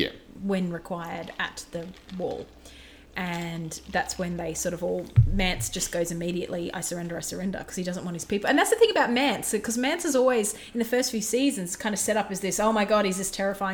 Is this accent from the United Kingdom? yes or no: yes; Edinburgh, Scotland, United Kingdom; There is a posh Scottish accent, which is like, no, because I'm from Edinburgh.